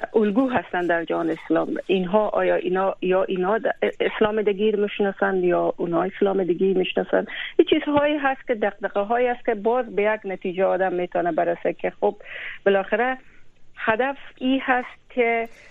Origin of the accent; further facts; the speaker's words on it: Afghanistan; یک کسی که از بزرگ شده و پرورده از او خاک و از او وطنم